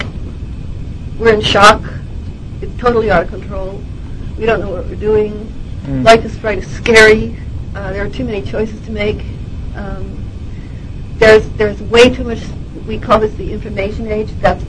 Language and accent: English; Montana, United States; and on top of which, I'm from Montana.